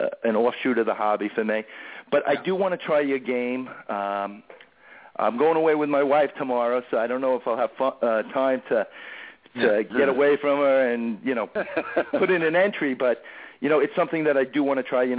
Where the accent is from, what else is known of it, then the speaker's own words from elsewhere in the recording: New York, United States; Being a New Yorker